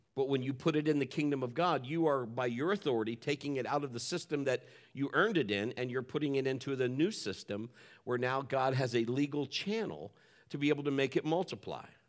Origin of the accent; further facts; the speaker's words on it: Marion, United States; moved away as an adult; I was born and raised in Marion. I am a Marionite